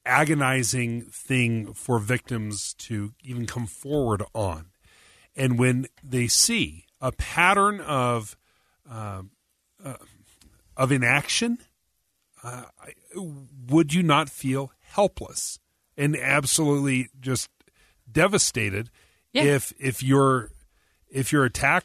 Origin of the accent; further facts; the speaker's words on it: Boston, Massachusetts, United States; We're from Boston.